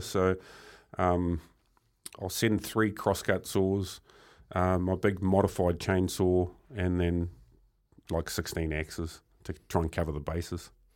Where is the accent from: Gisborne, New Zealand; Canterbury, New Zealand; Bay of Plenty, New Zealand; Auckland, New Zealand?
Bay of Plenty, New Zealand; Murupara; growing up in Murupara. It was quite a small town, um, strong logging community.